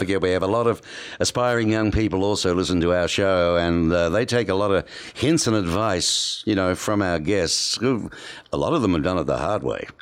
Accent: Australia; my pronunciations as an Aussie can be misconstrued

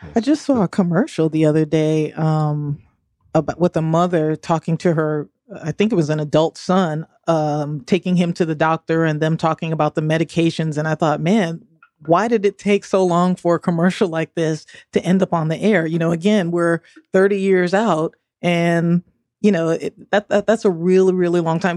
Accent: the North, United States; I'm a Northerner

